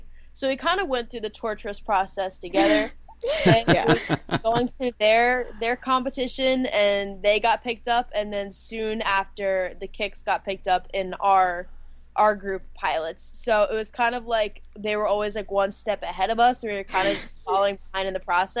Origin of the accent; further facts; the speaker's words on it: Maryland, United States; moved away as an adult; also born or lived in Los Angeles; I decided to come back home for a little bit, but I still go back and forth between L.A. and Maryland and do auditions